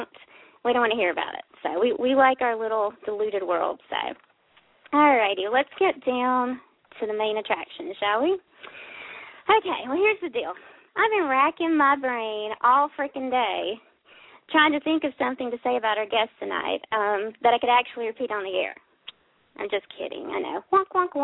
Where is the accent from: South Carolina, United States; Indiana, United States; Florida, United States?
South Carolina, United States; I'm from South Carolina